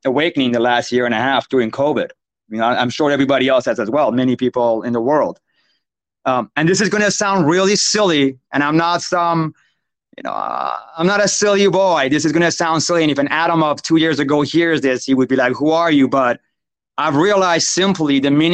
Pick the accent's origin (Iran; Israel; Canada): Iran; now in United States; I grew up in Iran, like in the city of Iran, during the 80s, Iraq, Iran war.